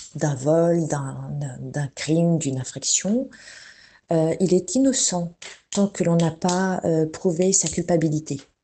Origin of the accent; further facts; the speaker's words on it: France; Je suis française, euh, mes parents sont français